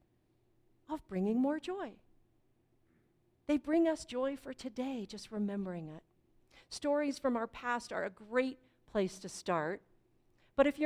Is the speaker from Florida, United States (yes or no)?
no; Fort Collins, Colorado, United States; I grew up in Fort Collins, which for those of you who don't know is just north of Denver on the Front Range